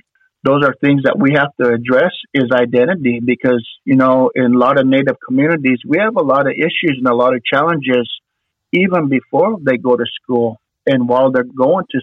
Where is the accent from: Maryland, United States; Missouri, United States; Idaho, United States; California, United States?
Idaho, United States; I'm Nez Perce. I'm from Idaho